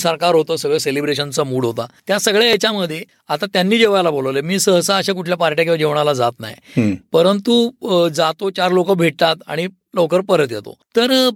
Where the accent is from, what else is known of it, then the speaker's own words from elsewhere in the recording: Pune, Maharashtra, India; also born or lived in Delhi; मी पुणेकर असल्यामुळे